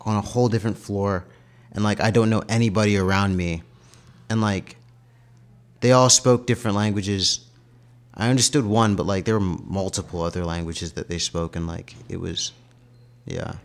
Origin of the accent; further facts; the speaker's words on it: United States; also born or lived in Ghana; I was from America